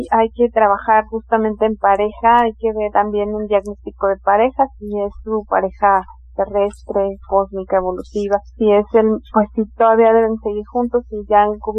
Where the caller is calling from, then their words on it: Toluca, State of Mexico, Mexico; soy de Toluca.